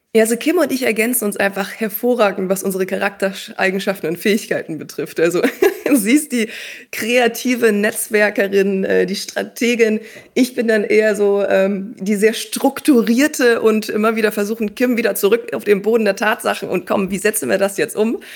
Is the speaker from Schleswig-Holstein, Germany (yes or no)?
yes; Schleswig-Holstein, Germany; moved away as an adult; Ich bin damals in Schleswig-Holstein groß geworden